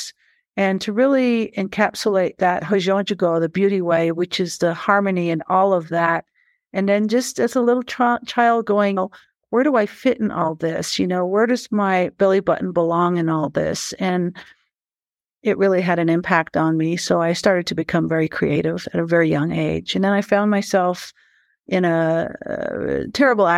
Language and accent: English; Shiprock, New Mexico, United States; also born or lived in Big Mountain, Arizona / Black Mountain, Arizona; My traditional people that I was born and bred and raised and influenced by come from Big Mountain and Black Mountain on the Navajo Nation. I was born in Shiprock